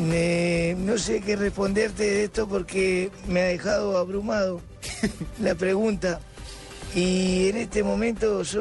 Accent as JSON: {"language": "Spanish", "town": "Villa Domínguez", "region": "Entre Ríos", "country": "Argentina", "tie": "born there", "said": "porque yo nací en Villa Domínguez, un 3 de septiembre de 1949, un hermoso y lindo bebé vino a este mundo"}